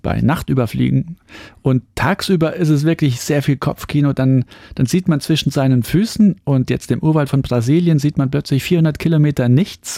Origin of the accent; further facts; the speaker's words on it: Saarland, Germany; ich komme aus dem Saarland, das ist ein ländlicher Bereich